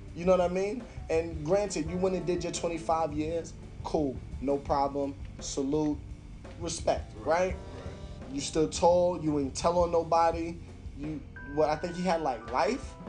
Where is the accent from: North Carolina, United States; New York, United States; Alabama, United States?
New York, United States; New York City; I'm from Brooklyn